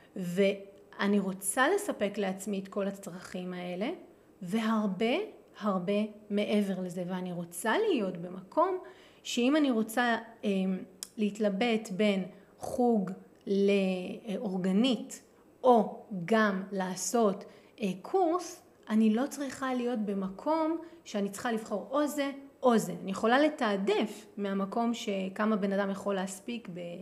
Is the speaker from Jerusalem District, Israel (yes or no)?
yes; Jerusalem, Jerusalem District, Israel; moved away; כירושלמית שגדלה בירושלים